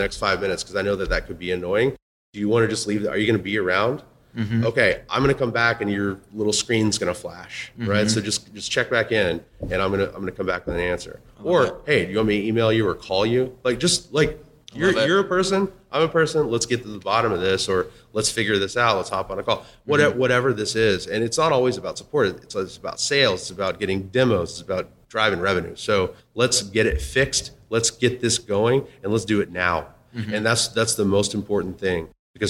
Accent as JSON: {"language": "English", "region": "Texas", "country": "United States", "said": "I'm from Texas"}